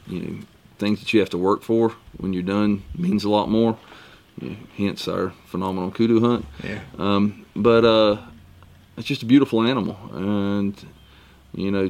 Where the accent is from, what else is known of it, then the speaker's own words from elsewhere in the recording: Glennville, Georgia, United States; I'm from South Georgia, a little town called Glenville, middle of nowhere